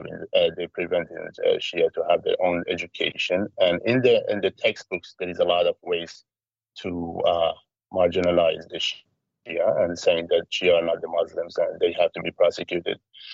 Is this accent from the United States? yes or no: no; Iraq; born there; because I was born in Iraq. I'm from Iraqi father, Iranian mother. Lived all around the world due to many issues.